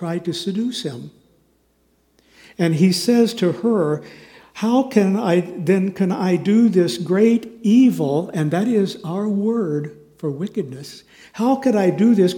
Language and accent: English; Kansas City, Kansas, United States; moved away; also born or lived in Southern California / Chicago; Linda and I grew up in Kansas City, on the Kansas side, thankfully. And we went to rival high schools. I went to Shawnee Mission North High School out in Johnson County